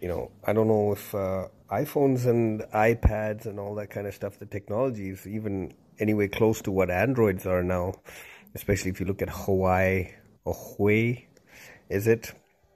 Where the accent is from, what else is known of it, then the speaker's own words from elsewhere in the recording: Zimbabwe; also born or lived in Zambia / Ireland; now in Toronto, Canada; So I'm Sri Lankan. I'm Tamil originally, but I was born in Zambia, raised in Zimbabwe, lived a bit in Ireland, and then came over to Toronto.